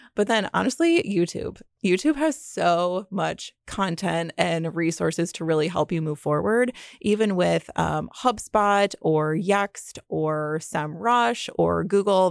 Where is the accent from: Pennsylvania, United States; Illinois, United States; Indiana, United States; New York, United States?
Indiana, United States; Fort Wayne; also born or lived in Muncie, Indiana; I grew up in Fort Wayne, Indiana.